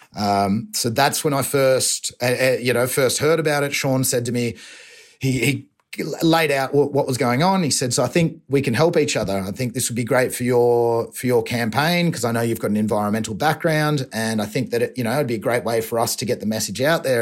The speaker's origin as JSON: {"language": "English", "town": "Torquay", "region": "Victoria", "country": "Australia", "accent": "Australian"}